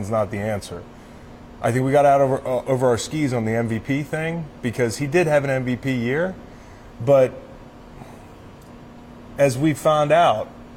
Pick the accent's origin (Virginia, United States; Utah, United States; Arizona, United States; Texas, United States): Virginia, United States; Charlottesville; my hometown of Charlottesville